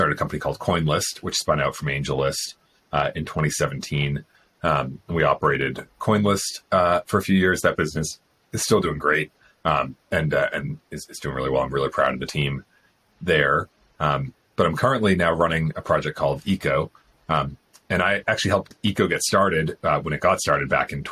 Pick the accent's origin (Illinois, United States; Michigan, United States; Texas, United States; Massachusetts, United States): Massachusetts, United States; outside of Boston; moved away as an adult; also born or lived in Stanford, California; now in Austin, United States; I grew up in outside of Boston in Massachusetts